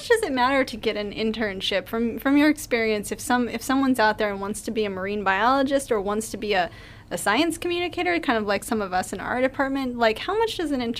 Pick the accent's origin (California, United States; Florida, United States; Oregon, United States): Florida, United States; Tarpon Springs; moved away as an adult; now in Sarasota, United States; I've been away in my hometown of Tarpon Springs, and I'm glad to be back here in Sarasota